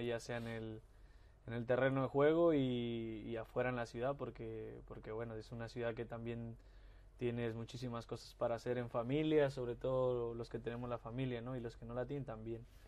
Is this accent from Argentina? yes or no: no; Mexico; moved away as an adult; uno como, mexicano siempre quiere volver a su país